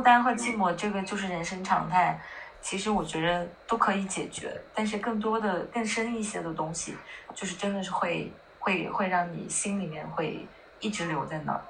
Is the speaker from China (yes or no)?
yes; northern China, China; 我是北方人，我会经常到南方出差